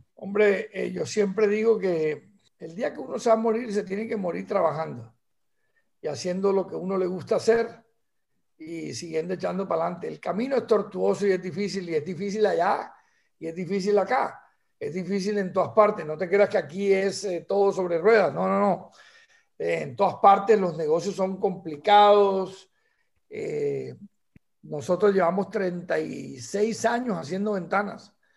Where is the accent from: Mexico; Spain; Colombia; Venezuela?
Colombia; Barranquilla, Atlántico; tenemos como la patria chiquita que es Barranquilla